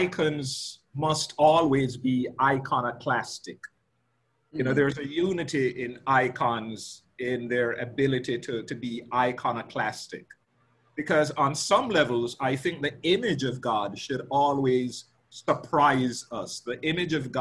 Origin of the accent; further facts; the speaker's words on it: Jamaica; as a Jamaican, growing up in Jamaica, and as a Black man